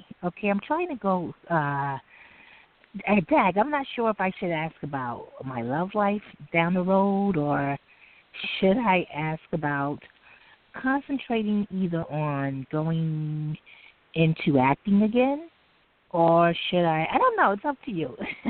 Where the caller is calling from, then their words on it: New York City, New York, United States; I'm calling from New York City.